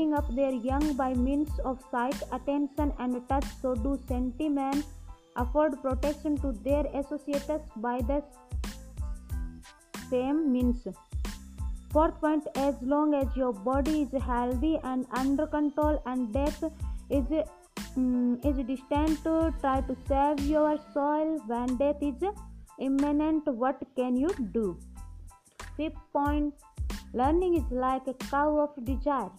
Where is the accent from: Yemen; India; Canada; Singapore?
India; I am from India.